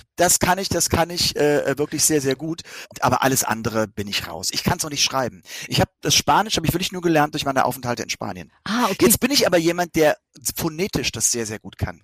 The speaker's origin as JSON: {"language": "German", "region": "Rhineland-Palatinate", "country": "Germany", "tie": "born or raised there", "said": "aus meiner Heimat, zumindest aus meinem Bundesland. Das ist ja nun Rheinland-Pfalz"}